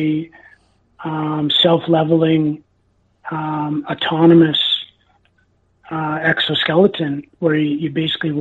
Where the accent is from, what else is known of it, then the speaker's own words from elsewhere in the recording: Enderby, British Columbia, Canada; my hometown, Enderby, British Columbia